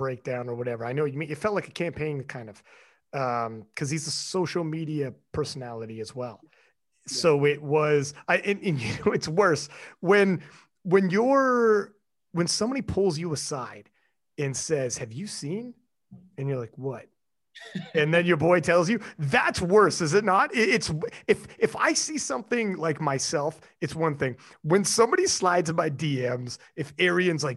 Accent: Canada; I'm Canadian, man. It's big up here

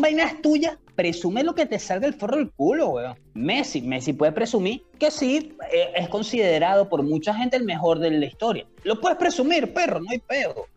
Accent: Caracas, Capital District, Venezuela; somos de Caracas

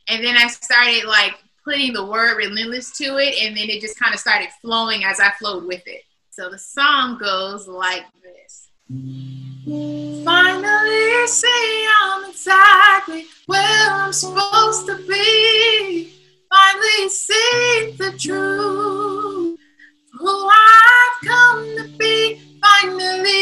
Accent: Long Beach, California, United States; now in Las Vegas, United States; I'm from Long Beach, California, and my family, we all sing

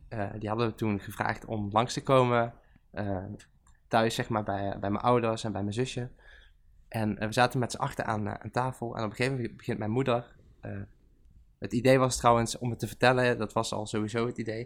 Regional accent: Venlo, Limburg, Netherlands; moved away; ik kom uit Venlo

